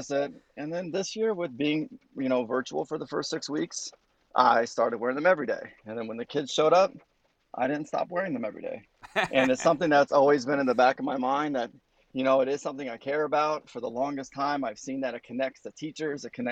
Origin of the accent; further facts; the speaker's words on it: California, United States; now in New Jersey, United States; I'm from California